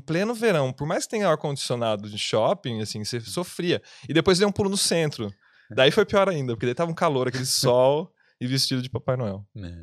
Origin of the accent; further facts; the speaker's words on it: Piracicaba, São Paulo, Brazil; moved away as an adult; now in Dublin, Ireland; eu sou de Piracicaba, São Paulo